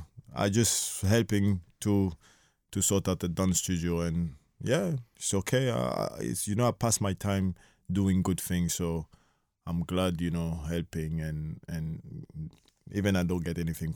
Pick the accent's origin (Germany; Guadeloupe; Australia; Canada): Guadeloupe; English is a second language; now in France; Like, I grew up in Caribbean, in Guadeloupe, you know. Like, football is nothing, you know. We have couple lads come from the French national team, come from there, you know.